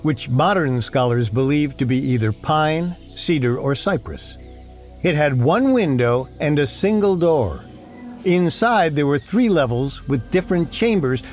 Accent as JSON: {"language": "English", "region": "New Jersey", "country": "United States", "tie": "born or raised there", "said": "I grew up in New Jersey"}